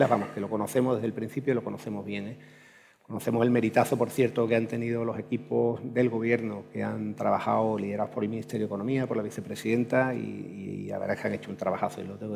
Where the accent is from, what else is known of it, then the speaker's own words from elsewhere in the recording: Andalusia, Spain; como andaluz es un, honor, de verdad, poder compartir este rato con, con, vosotros, porque efectivamente soy andaluz, hasta la médula.